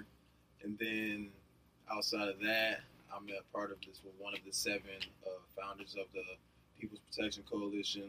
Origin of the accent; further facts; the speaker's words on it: St. Louis Park, Minnesota, United States; I was born St. Louis Park. St. Louis Park. So I went to St. Louis Park schools until like seventh grade